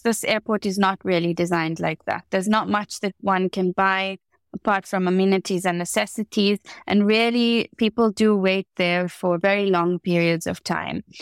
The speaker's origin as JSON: {"language": "English", "country": "South Africa", "tie": "born or raised there", "said": "growing up in the Rainbow Nation"}